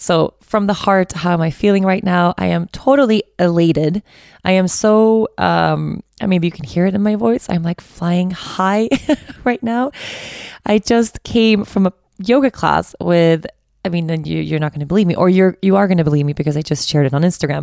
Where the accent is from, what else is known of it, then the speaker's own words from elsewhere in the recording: Stockholm, Stockholm County, Sweden; I'm from Stockholm, so I know the city really well